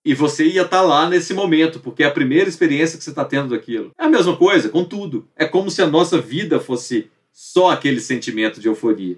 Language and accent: Portuguese; Pará de Minas, Minas Gerais, Brazil; moved away as an adult; also born or lived in Belo Horizonte